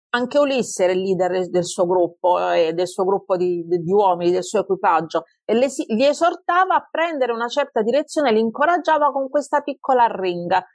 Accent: Taranto, Apulia, Italy; accent: Tarantino; moved away as an adult; also born or lived in Tuscany; now in Pisa, Italy; sono di Taranto, però ormai vivo in Toscana da moltissimi anni, da quando avevo 18 anni, benché devo dire che non sono riuscita a risciacquare i panni in ardo particolarmente bene, il mio accento è rimasto quello originale

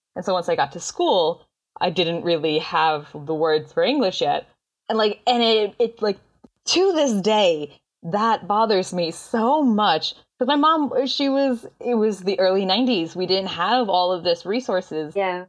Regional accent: United States; I consider myself to be American.

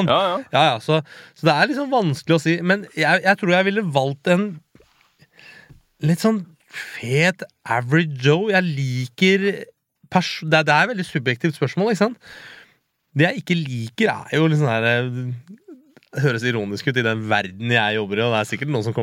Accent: Hakadal, Akershus, Norway; Altså, jeg har vokst opp i Hakadal som liksom litt mørkebrun Nei, ikke mørkebrun, brun type. Jeg var jo han utlendingen i, i bygda ikke sant? da jeg vokste opp, jeg og et par andre kompiser.

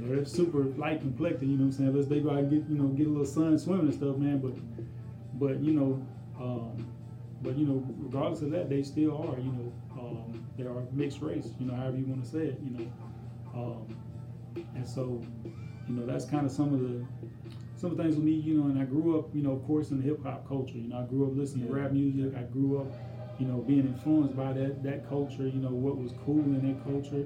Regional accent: Longwood, Florida, United States; I grew up in the hood, you know, I grew up over there on Butler Street, you know, in Longwood

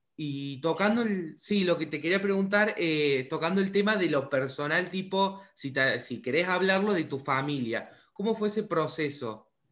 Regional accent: Córdoba, Argentina; yo también soy de Córdoba, o sea, al lado, estoy al sur de Córdoba

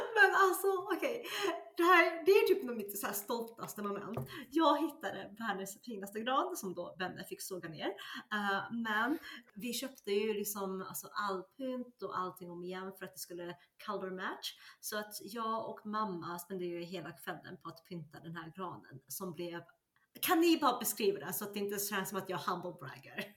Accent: Sweden; also born or lived in China; Jag är ursprungen igen från Kina, men växte upp i, i Sverige.

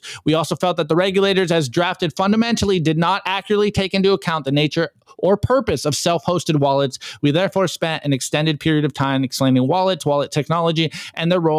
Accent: United States; as an American

